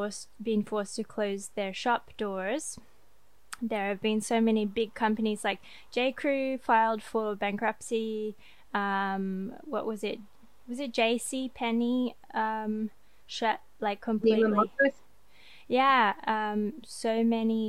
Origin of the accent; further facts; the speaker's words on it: Australia; now in France; me as an Australian